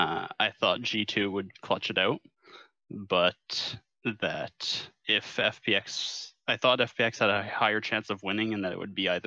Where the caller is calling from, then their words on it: Kingston, Ontario, Canada; I am from Kingston, Ontario.